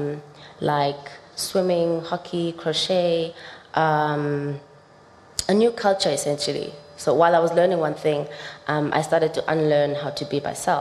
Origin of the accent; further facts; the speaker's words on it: South Africa; growing up in South Africa